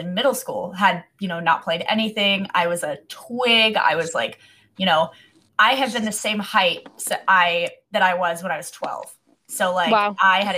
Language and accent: English; Northern Virginia, United States; I'm originally from Northern Virginia, and I'm still in Northern Virginia